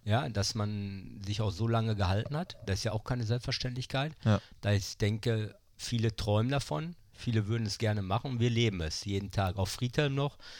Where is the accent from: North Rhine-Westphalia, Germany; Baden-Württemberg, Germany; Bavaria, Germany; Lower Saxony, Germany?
North Rhine-Westphalia, Germany; Bochum; moved away as an adult; also born or lived in Münster / Krefeld / Berlin; in dem Stadtteil, wo ich aufgewachsen bin, Oberdahlhausen